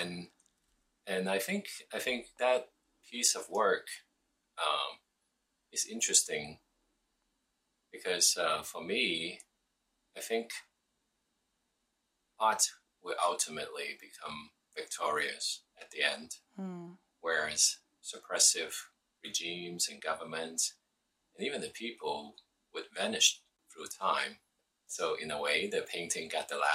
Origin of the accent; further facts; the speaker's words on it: Hong Kong; moved away as an adult; also born or lived in United States; now in Taiwan; I was born in Hong Kong during 1970. At that time, it was a British colony.